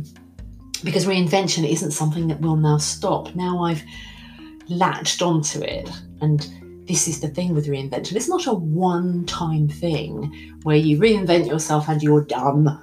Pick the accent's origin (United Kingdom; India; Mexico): United Kingdom; England; I'm English.